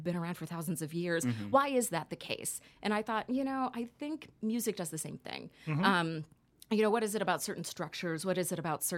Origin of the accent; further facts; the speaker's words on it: Dallas, Texas, United States; moved away as an adult; now in New York, United States; I am originally from Dallas, Texas, and recently moved out to New York about 6 months ago.